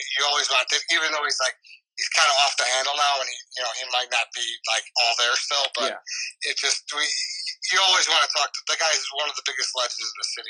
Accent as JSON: {"language": "English", "town": "Chicago", "region": "Illinois", "country": "United States", "said": "I'm from Chicago."}